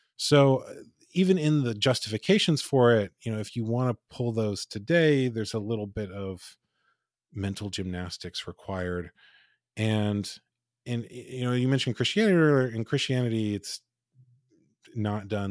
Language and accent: English; United States; I'm told I'm an American